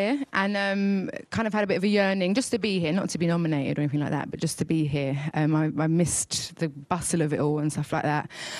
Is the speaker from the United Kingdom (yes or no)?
yes; United Kingdom; I'm very British